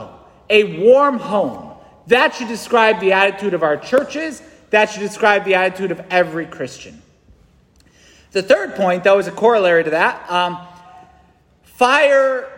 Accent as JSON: {"language": "English", "region": "New England", "country": "United States", "said": "I'm a busy New Englander"}